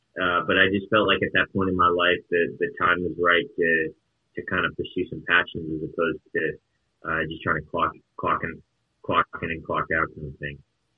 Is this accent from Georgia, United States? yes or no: yes; Atlanta, Georgia, United States; also born or lived in St. Louis; And so then I grew up in Atlanta, Georgia. And then from there, I moved to St. Louis, Missouri and lived there for 10 years.